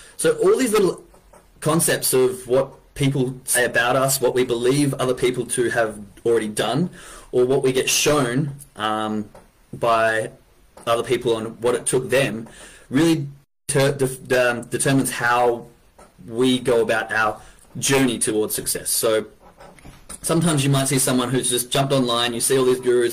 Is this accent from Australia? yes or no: yes; Perth, Western Australia, Australia; I'm from Western Australia, a little city called Perth